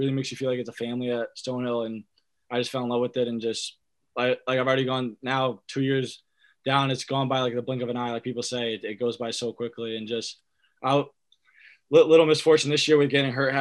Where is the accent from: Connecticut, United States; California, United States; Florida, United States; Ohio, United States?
Connecticut, United States; East Hampton; I grew up in a small town in Connecticut called East Hampton